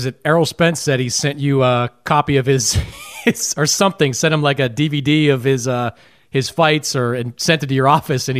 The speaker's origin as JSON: {"language": "English", "town": "Boston", "region": "Massachusetts", "country": "United States", "said": "I'm from Boston. Maybe Marvin will pick up, you know, my 617 area code."}